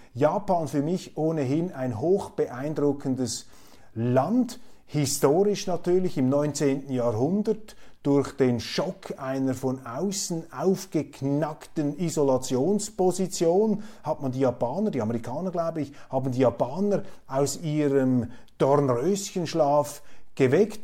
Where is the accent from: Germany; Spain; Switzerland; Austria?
Switzerland; als Schweizer, als zum Glück Schweizer